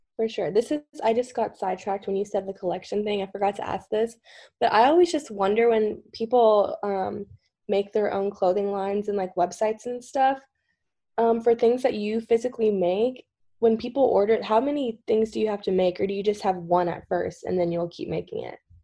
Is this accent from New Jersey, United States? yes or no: no; Kentucky, United States; I'm just from Kentucky